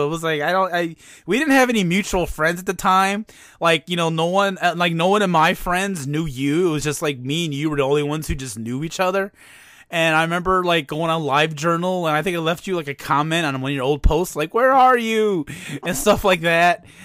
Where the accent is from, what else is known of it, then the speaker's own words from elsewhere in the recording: East Chicago, Indiana, United States; I'm from East Chicago, Indiana